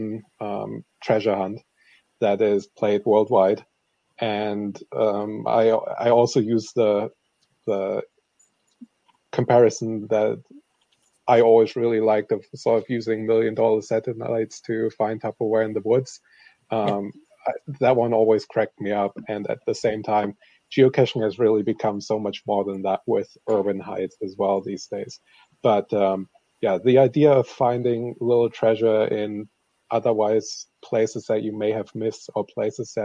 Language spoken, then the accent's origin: English; Germany; now in Seattle, United States; I am originally from Germany and now live in Seattle, Washington.